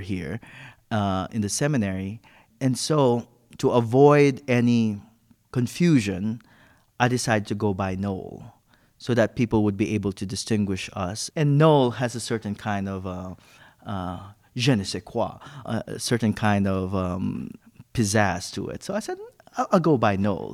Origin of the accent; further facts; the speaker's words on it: Philippines; moved away; I'm originally from the Philippines